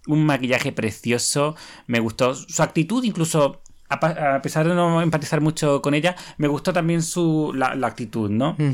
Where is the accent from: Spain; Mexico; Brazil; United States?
Spain; Cádiz, Andalusia